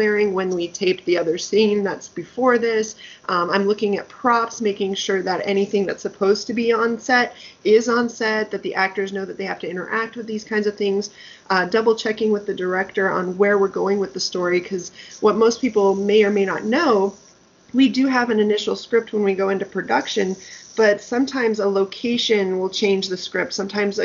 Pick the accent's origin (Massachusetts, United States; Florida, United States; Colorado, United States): Colorado, United States; Denver; moved away; back in Denver. That's where I'm from, my hometown.